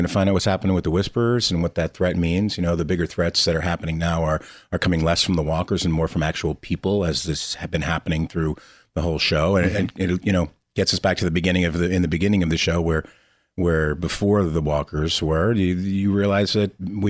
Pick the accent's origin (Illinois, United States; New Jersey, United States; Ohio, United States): New Jersey, United States; Lakewood; I grew up in Lakewood, New Jersey